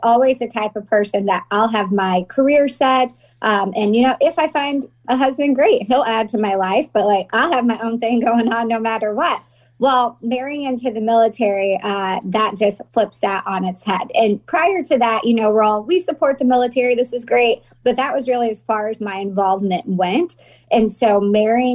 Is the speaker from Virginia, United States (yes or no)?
no; Danville, Illinois, United States; moved away as an adult; also born or lived in Decatur, Illinois; now in California, United States; I grew up in Danville my whole life.